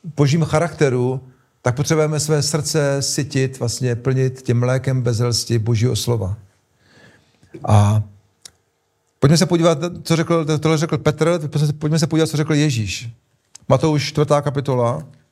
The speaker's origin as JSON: {"language": "Czech", "country": "Czechia", "said": "my Češi"}